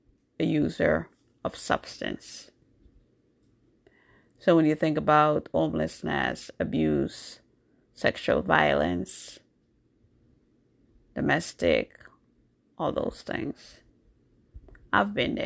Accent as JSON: {"language": "English", "region": "New York", "country": "United States", "tie": "born or raised there", "also_born_or_lived": "Jamaica", "lives_now": "Massachusetts, United States", "said": "So I was born in Jamaica. I grew up in New York. I went to New York when I was 12 years old, so I grew up in New York. But now I live in Massachusetts."}